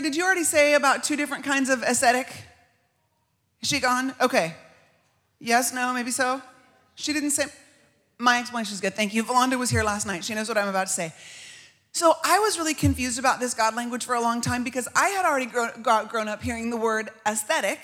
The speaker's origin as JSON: {"language": "English", "country": "United States", "said": "As American women"}